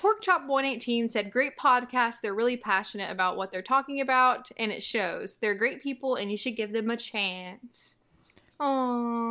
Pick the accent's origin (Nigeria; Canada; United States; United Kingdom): United States; the South; I grew up in the South